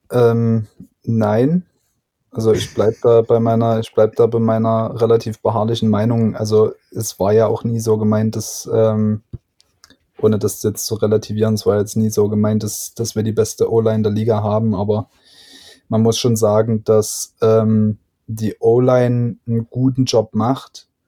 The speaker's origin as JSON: {"language": "German", "region": "Saxony", "country": "Germany", "said": "Aus Sachsen."}